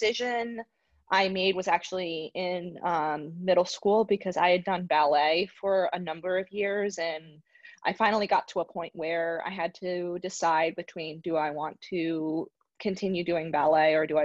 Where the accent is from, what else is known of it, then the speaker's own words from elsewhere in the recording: Arizona, United States; I was born in Arizona